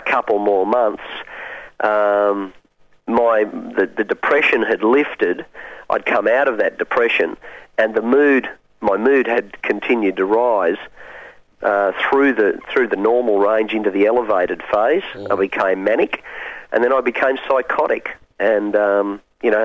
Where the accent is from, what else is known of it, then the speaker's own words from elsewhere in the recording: Hunter Valley, New South Wales, Australia; I grew up on a dairy farm in the Hunter Valley